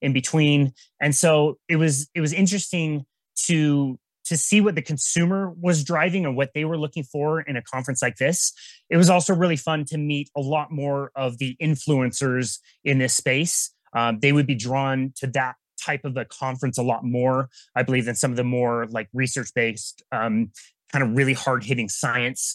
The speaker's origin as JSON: {"language": "English", "town": "Salt Lake City", "region": "Utah", "country": "United States", "tie": "born or raised there", "said": "my hometown of Salt Lake City"}